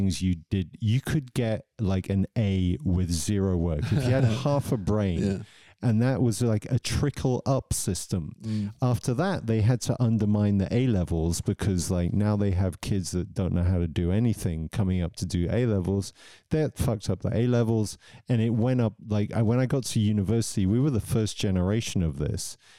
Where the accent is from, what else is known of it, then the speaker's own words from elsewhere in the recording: Southampton, South East England, United Kingdom; I grew up in Southampton, fairly poor city